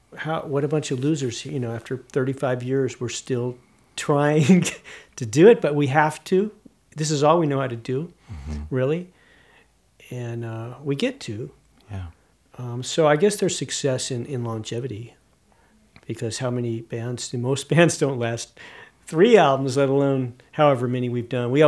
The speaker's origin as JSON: {"language": "English", "region": "Southern California", "country": "United States", "moved": "yes", "lives_now": "Tennessee, United States", "said": "we're from Southern California"}